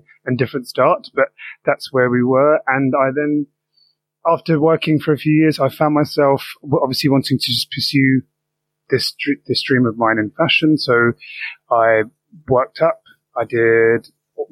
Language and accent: English; London, United Kingdom; I'm born and bred in South East London